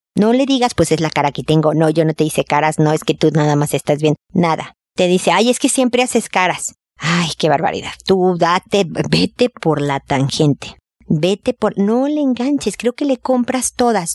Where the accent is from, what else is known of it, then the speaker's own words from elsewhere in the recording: Mexico; como decimos en México